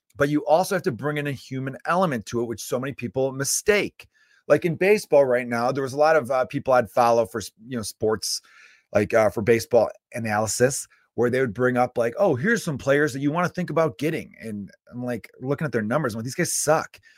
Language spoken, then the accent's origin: English; United States; as an American